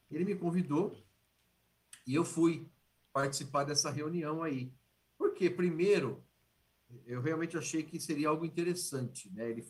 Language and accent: Portuguese; Poços de Caldas, Minas Gerais, Brazil; Eu sou natural da cidade de Poços de Caldas